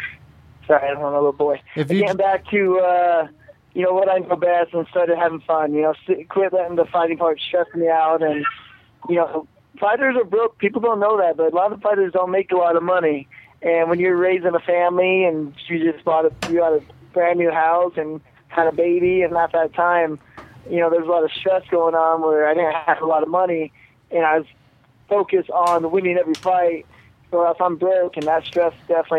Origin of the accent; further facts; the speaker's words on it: Moore, Utah, United States; also born or lived in Anaheim, California; I was 7, I moved to Utah, so I remember more Utah than I do California.